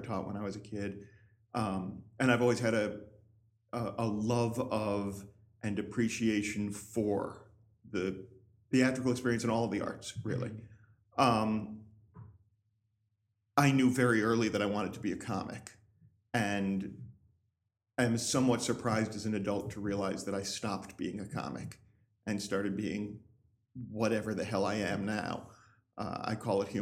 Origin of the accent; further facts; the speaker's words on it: Schuylerville, New York, United States; moved away; also born or lived in Hartford, Connecticut; Grew up in upstate New York, mm-hmm. in a small town called Schuylerville